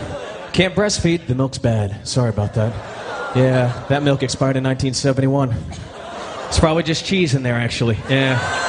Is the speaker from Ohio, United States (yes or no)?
no; New York City, New York, United States; I am from New York City.